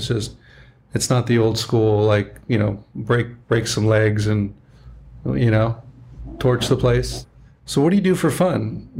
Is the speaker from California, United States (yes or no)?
yes; Southern California, United States; also born or lived in Toronto, Canada / Westlake Village; I'm Canadian. I was born in Toronto. My parents moved here when I was about 2.5. So I'm basically raised Southern California. I'd never been to Europe.